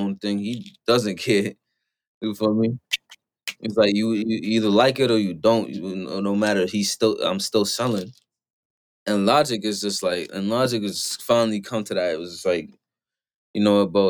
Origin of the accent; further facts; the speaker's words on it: New York, United States; I'm from New York